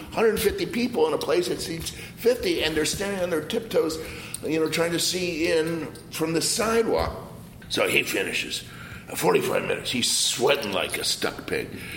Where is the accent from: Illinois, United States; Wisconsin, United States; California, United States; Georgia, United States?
Wisconsin, United States; Milwaukee; moved away as an adult; now in San Francisco, United States; I was from Milwaukee